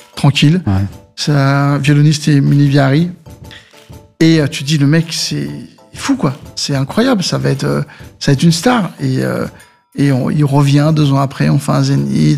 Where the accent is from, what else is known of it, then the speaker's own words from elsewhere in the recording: Saint-Ouen, Île-de-France, France; also born or lived in Mauritius; d'où je viens, c'est mon quartier de Saint-Ouen mhm. et ma terre qui est les Maurice